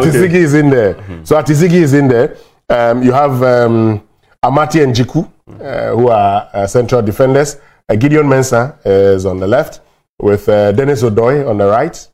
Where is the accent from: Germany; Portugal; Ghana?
Ghana; I don't no, care about course, I'm a Ghanaian.